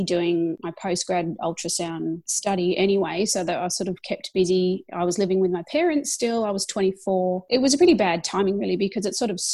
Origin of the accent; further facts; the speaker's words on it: Melbourne, Victoria, Australia; moved away as an adult; also born or lived in Newcastle; We met in Melbourne, which is my hometown